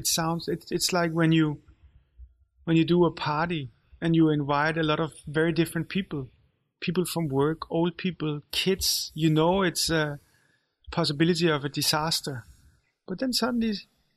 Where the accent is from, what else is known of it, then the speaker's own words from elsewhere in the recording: Copenhagen, Capital Region of Denmark, Denmark; also born or lived in Israel / Rødovre; I grew up in Valby there.